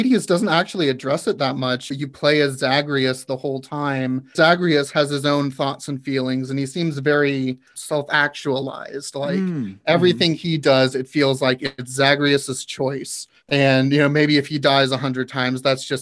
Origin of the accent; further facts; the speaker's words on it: the South, United States; I am actually from the South